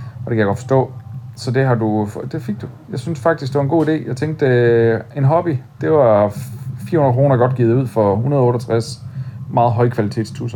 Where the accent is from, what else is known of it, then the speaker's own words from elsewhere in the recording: Odense, Southern Denmark, Denmark; moved away; det er der, hvor jeg kommer fra